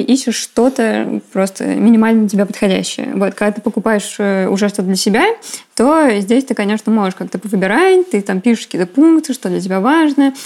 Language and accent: Russian; Volgograd, Volgograd Oblast, Russia; я из Волгограда